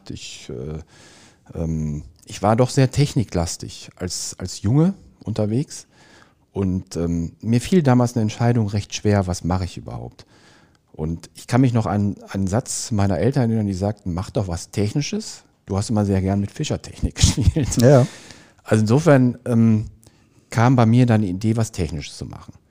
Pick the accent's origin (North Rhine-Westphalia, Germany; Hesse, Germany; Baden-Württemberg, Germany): North Rhine-Westphalia, Germany; Dorsten; ich komme ursprünglich aus Dorsten, das liegt in der Nähe von Bochum.